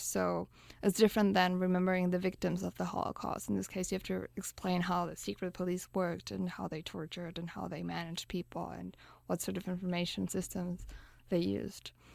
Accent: Berlin, Germany; moved away; I grew up in Berlin

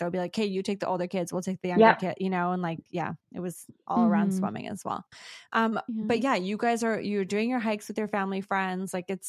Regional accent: Singapore; moved away; I grew up in Singapore.

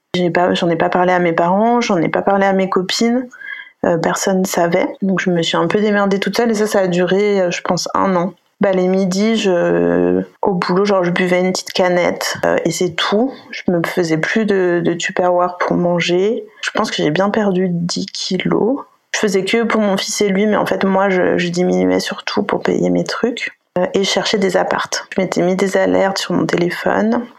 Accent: Savoie, Auvergne-Rhône-Alpes, France; moved away as an adult; also born or lived in Lyon; J'habitais à Lyon jusqu'à cet été et là je suis revenue euh, au Bercail, on va dire euh, en Savoie, près du lac du Bourget

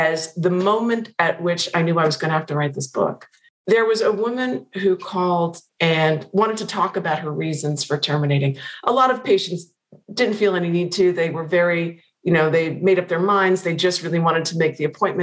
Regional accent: Pennsylvania, United States; moved away; I've not been back to Pennsylvania since it came out.

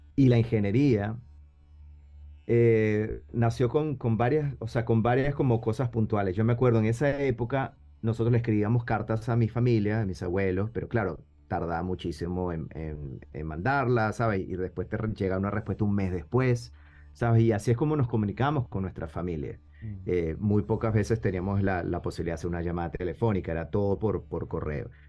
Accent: Venezuela; also born or lived in Buenos Aires, Argentina; básicamente crecí en Venezuela

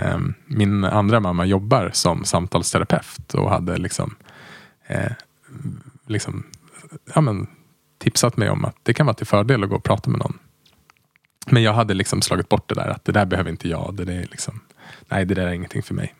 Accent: Västerås, Västmanland, Sweden; moved away as an adult; also born or lived in Uppsala; jag är uppvuxen i Västerås och sen flyttade jag till Uppsala där jag läste ekonomi

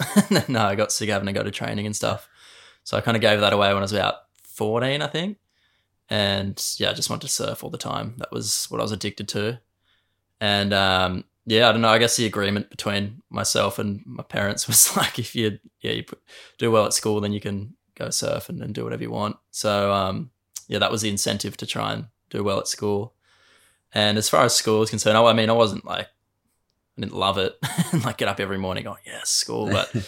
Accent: Burleigh Heads, Queensland, Australia; obviously. I'm from Burley and I surf, I guess.

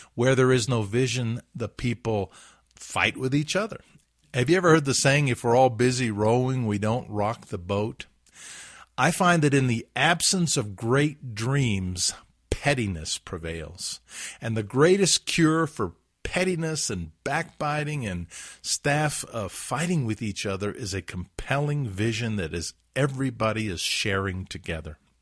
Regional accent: Huntsville, Alabama, United States; my hometown, Huntsville, Alabama

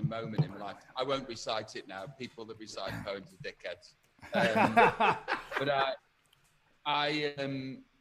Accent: Stoke-on-Trent, West Midlands, United Kingdom; I come from Tunstall in Stoke-on-Trent

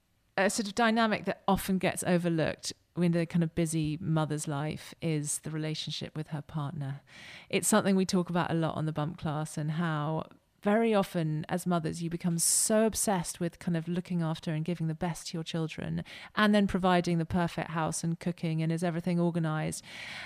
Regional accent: United Kingdom; And as British, we're quite guilt-ridden, aren't we?

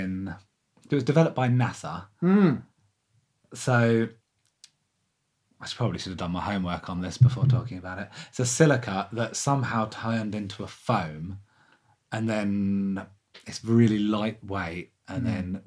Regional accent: Lewes, South East England, United Kingdom; I'm from Lewis

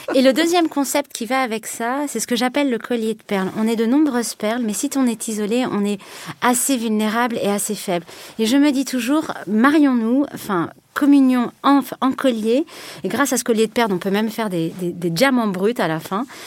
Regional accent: France; je me sens peut-être en tant que Française

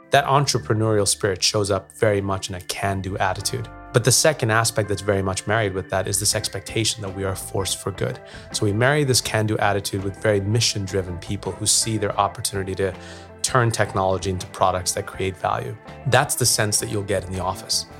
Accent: New York, United States; moved away; I grew up in New York

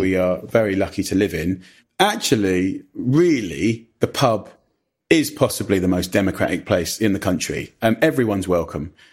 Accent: Clavering, East of England, United Kingdom; also born or lived in Ockendon; we went pretty much as soon as I was born to a little village called Clavering.

